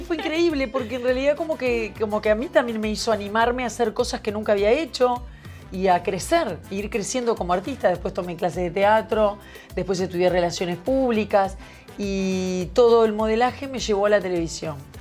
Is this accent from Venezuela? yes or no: no; Uruguay; como era uruguaya